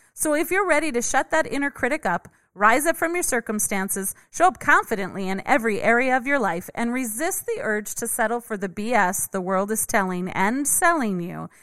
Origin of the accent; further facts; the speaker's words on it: Minnesota, United States; I grew up in Minnesota